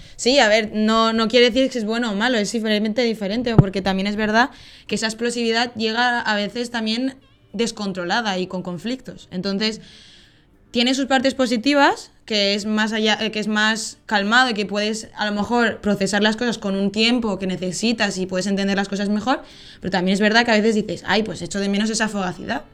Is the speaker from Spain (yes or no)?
yes; Valencia, Valencian Community, Spain; accent: Spain; moved away as an adult; now in Netherlands; mi acento es de España soy de concretamente Valencia, que está en la costa este, centro este de España. Y llevo viviendo en Holanda pues tres años